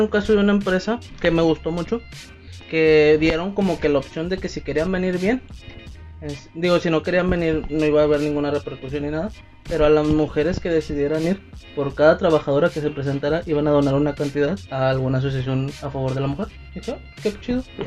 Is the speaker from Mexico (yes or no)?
yes; Mexico; como típico mexicano no me lo tomaba a juego